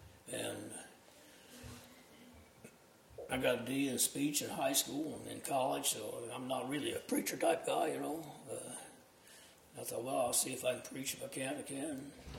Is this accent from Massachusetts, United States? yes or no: no; Findlay, Ohio, United States; moved away as an adult; also born or lived in Owensboro, Kentucky / Petersburg, Indiana; now in Indiana, United States; I was from Findlay's about 50 miles south of Lake Erie, where I grew up.